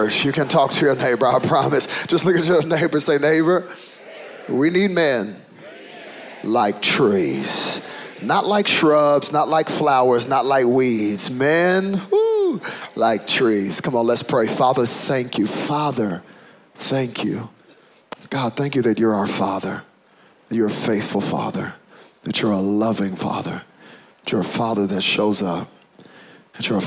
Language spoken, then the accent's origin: English; United States; when your father is African and your mother is American, it's very clear which box you check on the paper. I am African American.